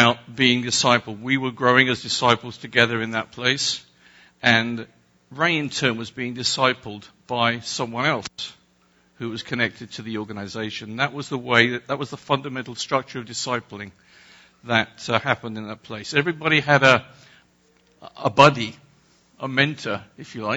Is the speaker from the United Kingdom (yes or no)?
yes; England, United Kingdom; I'm English